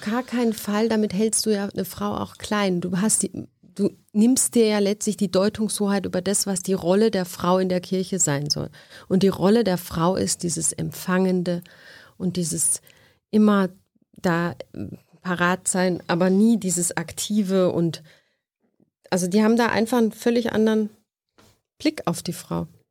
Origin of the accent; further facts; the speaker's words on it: near Heidelberg, Baden-Württemberg, Germany; Aus der Nähe von Heidelberg